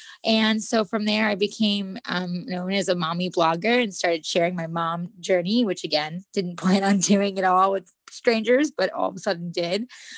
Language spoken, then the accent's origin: English; New York, United States; moved away as an adult; now in California, United States; most know me from the celebrity styling wardrobe world. That's where I started. I came out to California from New York almost 10 and a half years ago now